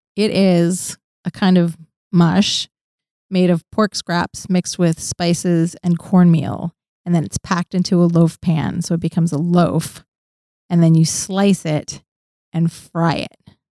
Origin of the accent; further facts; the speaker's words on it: Orwigsburg, Pennsylvania, United States; moved away; I grew up in Pennsylvania, in a small town called Orwigsburg